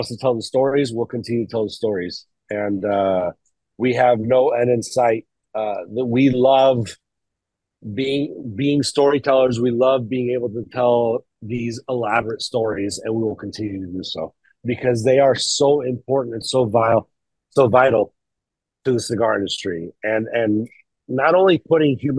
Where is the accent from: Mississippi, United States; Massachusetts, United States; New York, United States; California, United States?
California, United States; Sacramento; also born or lived in San Francisco Bay Area, California / Ohio; I grew up in Sacramento. I was born in the Bay Area.